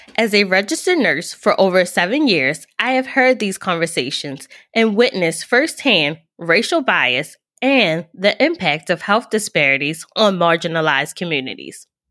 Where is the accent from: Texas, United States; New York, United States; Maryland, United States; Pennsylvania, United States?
Maryland, United States; Baltimore; I'm from Baltimore, Maryland, and I grew up not too far from the world-renowned